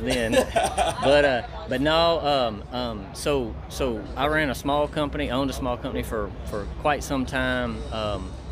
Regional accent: East Texas, United States; We're from East Texas

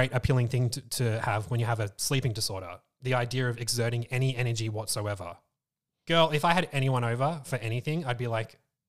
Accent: Moorabbin, Victoria, Australia; Eastern suburbs, Moorabbin.

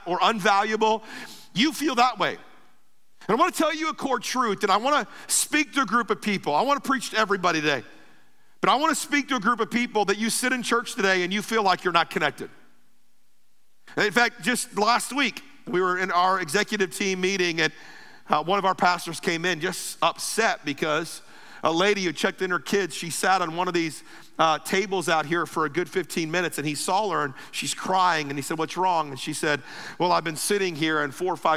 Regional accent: Ruskin, Florida, United States; I'm from Ruskin

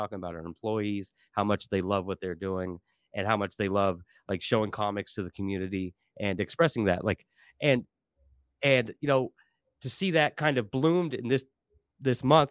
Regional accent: Portland, Oregon, United States; I grew up in Portland my whole life.

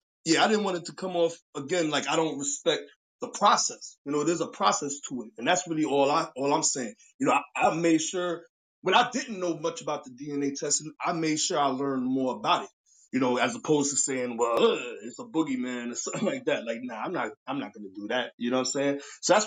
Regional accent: New York, United States; now in Darlington, United States; I'm living in Darlington right now. And I came from New York because my family been here.

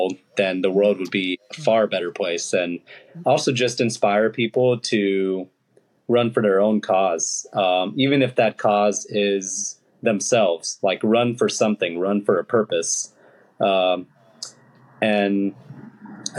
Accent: Los Angeles, California, United States; My parents are immigrants from India, and also was like born and raised in the Los Angeles area.

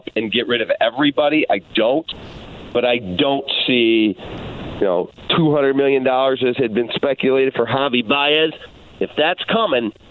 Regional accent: Chicago, Illinois, United States; I get up every day and I go talk sports in my hometown

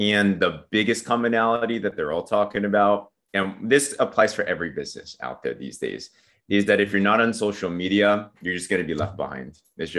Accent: San Diego, California, United States; I grew up in San Diego, California. Okay. Yeah, so pretty much a Cali kid.

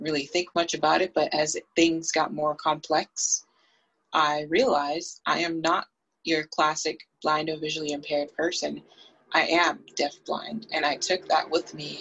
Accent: Boston, Massachusetts, United States; I grew up in Boston, Massachusetts

